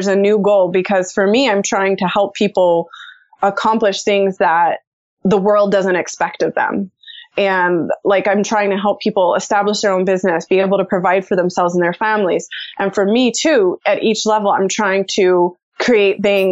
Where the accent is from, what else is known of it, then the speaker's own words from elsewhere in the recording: United States; also born or lived in Austin, Texas; I grew up in the United States